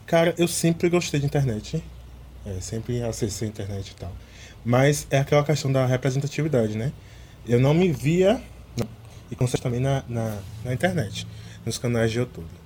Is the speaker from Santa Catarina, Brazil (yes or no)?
no; interior of Bahia, Brazil; Eu sou do interior da Bahia